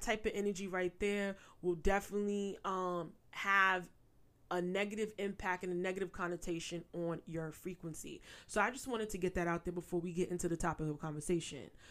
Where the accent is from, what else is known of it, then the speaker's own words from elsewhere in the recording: New York, United States; I'm a native New Yorker, born and raised. I still reside in New York.